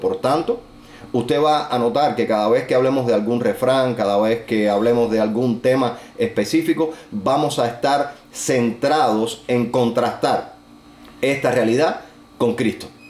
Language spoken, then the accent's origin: Spanish; Cuba